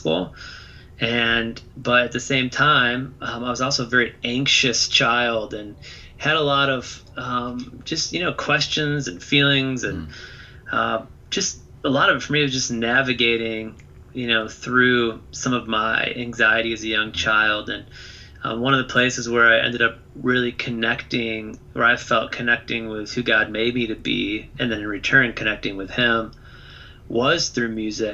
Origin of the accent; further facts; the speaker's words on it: Toledo, Ohio, United States; I grew up in Toledo, Ohio